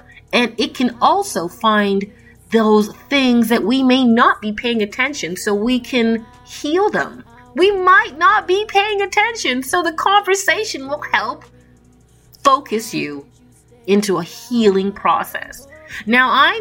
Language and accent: English; Toronto, Ontario, Canada; I was born and raised in Toronto, Canada